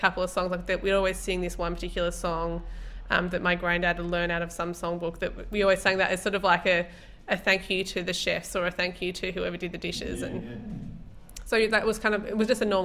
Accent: Traralgon, Victoria, Australia; also born or lived in Melbourne; I grew up in Traralgon

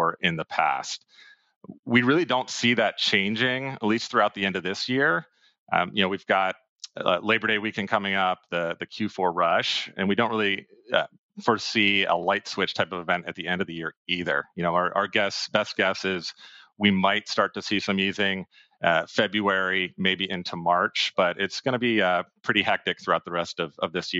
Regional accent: Pennsylvania, United States; also born or lived in Boston, Massachusetts; now in Austin, United States; I'm originally from Pennsylvania, decided to stay in the Northeast, was up there for 5 years

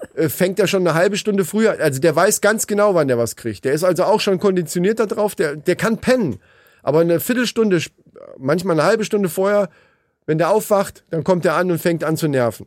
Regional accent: Hesse, Germany; Wie man bei uns in Hessen so sagt

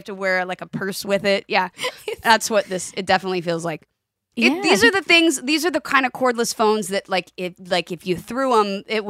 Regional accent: California, United States; Because I grew up near Disneyland.

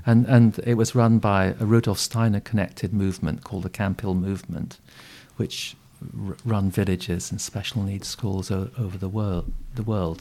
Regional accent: Yorkshire Dales, Yorkshire and the Humber, United Kingdom; moved away; also born or lived in South East Asia; I was brought up on a Yorkshire Dales hill farm

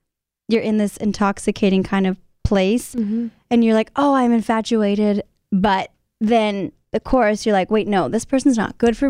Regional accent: San Antonio, Texas, United States; San Antonio, my hometown

